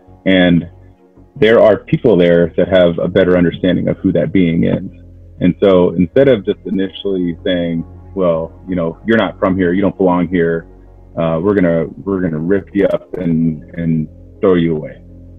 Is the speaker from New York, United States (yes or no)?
no; Keweenaw Bay Indian Community, Michigan, United States; I'm from the Keweenaw Indian community.